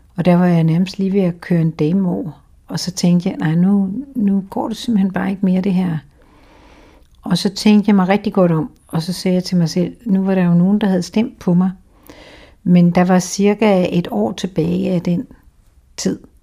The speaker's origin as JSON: {"language": "Danish", "town": "Randers", "region": "Central Denmark Region", "country": "Denmark", "tie": "born or raised there", "also_born_or_lived": "Aarhus", "moved": "as an adult", "lives_now": "Humlebæk, Denmark", "said": "jeg er født i, i noget, der hedder Dronningborg, som ligger lige uden for Randers"}